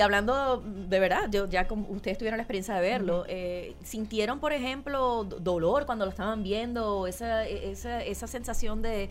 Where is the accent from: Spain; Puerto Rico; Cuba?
Puerto Rico; moved away; todos nacimos aquí y nos criamos aquí.